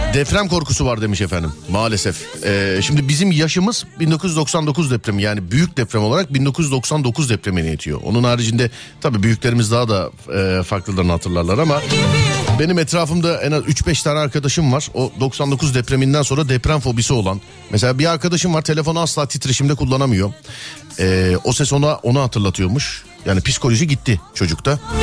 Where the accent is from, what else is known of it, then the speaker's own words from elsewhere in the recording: Istanbul, Turkey; Ben doğma büyüme kendi mahallemdeyim. Yani İstanbul Şişliliyim.